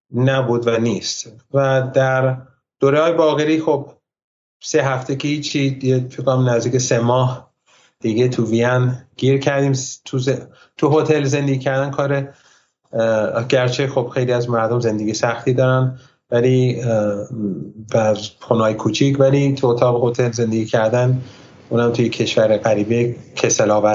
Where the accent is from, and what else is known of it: Iran; born or raised there; also born or lived in United States